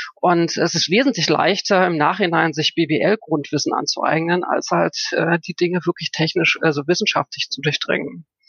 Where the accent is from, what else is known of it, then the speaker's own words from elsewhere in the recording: Germany; moved away as an adult; also born or lived in Frankfurt am Main; Ich bin in der DDR groß geworden